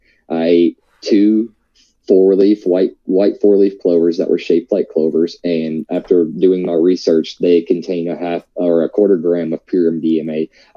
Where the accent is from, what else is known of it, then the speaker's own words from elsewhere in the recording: the South, United States; I'm from the South. I grew up eating, you know, meat and potatoes every day and biscuits and gravy